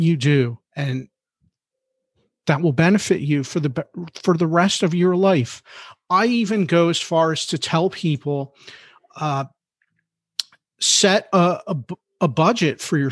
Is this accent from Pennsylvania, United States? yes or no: yes; Philadelphia, Pennsylvania, United States; I'm a Philly guy, right? I'm from Philadelphia.